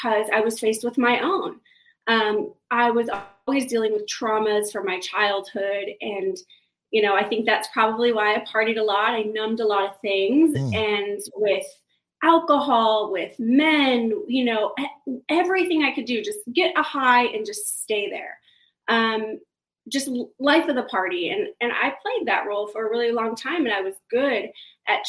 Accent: Kansas City, Missouri, United States; moved away as an adult; also born or lived in San Diego; I grew up in Kansas City, originally not from Kansas City, but I moved there early when I was about 13 years old. Grew up there on the Missouri side

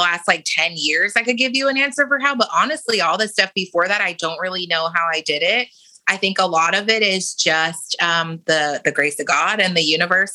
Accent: San Diego, California, United States; moved away; also born or lived in Portsmouth, Virginia; So I grew up in San Diego, California. I was born in Portsmouth, Virginia. My parents were in the military. Don't remember any of that, because when I was about 3, we moved to San Diego.

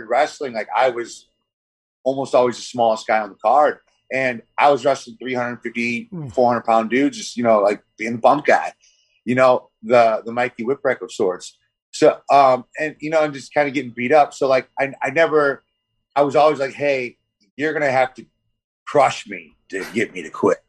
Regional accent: St. Louis, Missouri, United States; moved away as an adult; also born or lived in West Coast; now in US West Coast; everybody from St. Louis. Not that I'm hating on my hometown

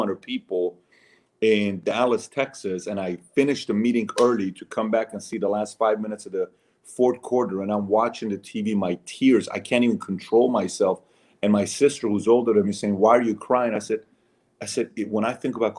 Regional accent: Iran; moved away; I'm a Syrian. I'm Armenian. I'm born and raised in Iran

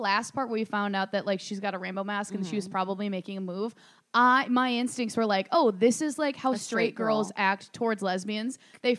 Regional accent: Minnesota, United States; I'm from Minnesota, Target headquarters.

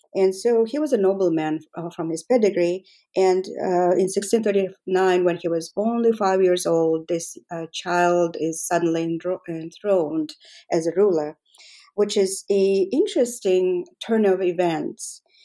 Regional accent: Mongolia; moved away as an adult; I was born and raised in Mongolia

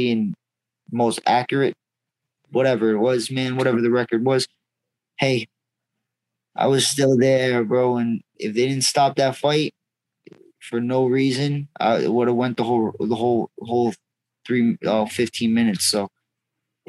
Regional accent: Massachusetts, United States; We're from Massachusetts

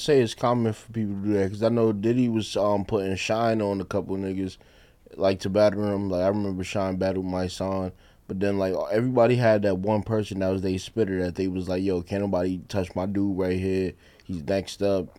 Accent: New York City, New York, United States; I'm from the projects. I'm from Fort Greene

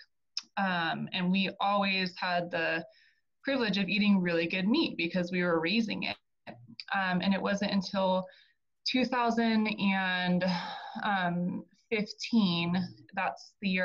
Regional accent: Arizona, United States; moved away as an adult; also born or lived in Colorado; I'm originally from Arizona, born and raised there

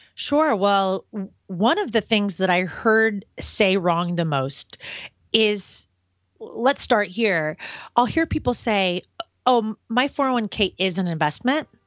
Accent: Portland, Oregon, United States; moved away as an adult; also born or lived in Los Angeles, California / San Francisco, California; I grew up in Portland, Oregon

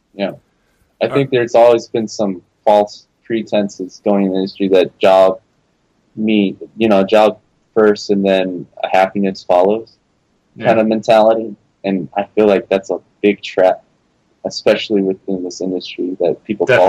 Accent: Los Angeles, California, United States; moved away as an adult; also born or lived in San Francisco Bay Area; I moved back to LA, which is my hometown.

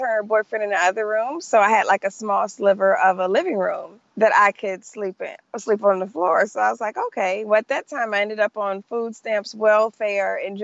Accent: Detroit, Michigan, United States; moved away as an adult; also born or lived in Los Angeles; I'm from Detroit, Michigan

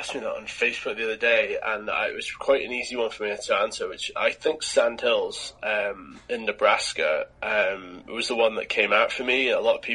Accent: East Lothian, Scotland, United Kingdom; I grew up in East Lothian

